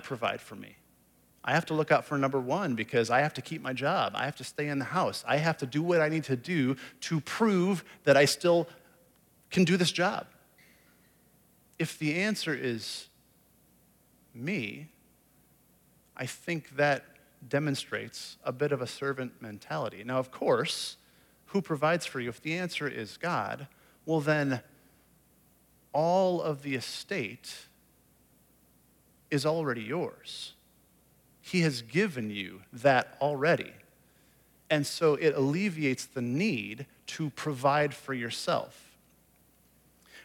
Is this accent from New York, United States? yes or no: no; Iowa, United States; moved away as an adult; also born or lived in Indianapolis / California; I grew up in Iowa, grew up a Hawkeye fan